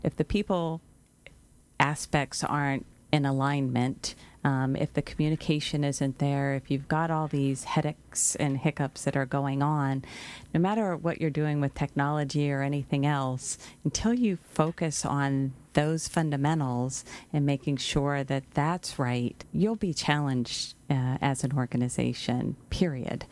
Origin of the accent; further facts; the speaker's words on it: Pittsburgh, Pennsylvania, United States; moved away; I'm from Pittsburgh, so I pronounce it a little dif, a bit different than the rest of the world